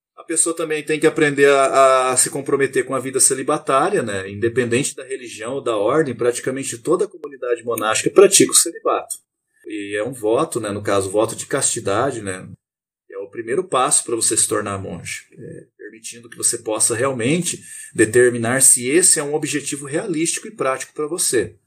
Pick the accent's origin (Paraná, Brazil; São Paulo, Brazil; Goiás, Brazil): Paraná, Brazil; Terra Boa; Eu sou natural do Paraná, uma cidade chamada Terra Boa